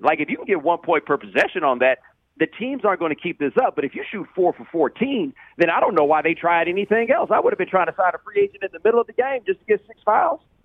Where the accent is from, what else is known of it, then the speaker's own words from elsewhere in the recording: Houston, Texas, United States; I'm from Houston.